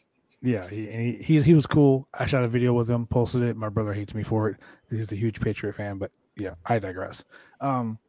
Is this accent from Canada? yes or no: yes; Calgary, Alberta, Canada; I was born in Calgary